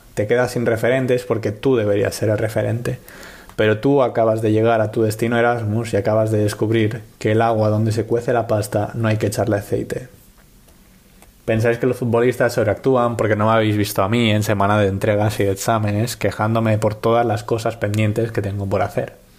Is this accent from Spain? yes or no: yes; Palma, Balearic Islands, Spain; moved away as an adult; now in Padua, Italy; el nombre de mi ciudad natal. En mis casi 22 años de vida he visto cómo pasaba de Palma de Mallorca a simplemente Palma